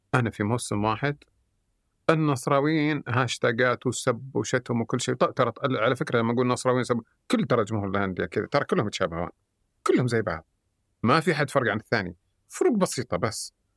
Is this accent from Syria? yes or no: no; Saudi Arabia; احنا كسعوديين